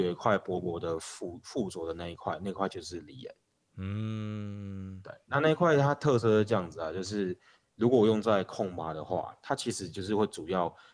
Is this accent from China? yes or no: no; Changhua City, Changhua County, Taiwan; 在彰化长大的时候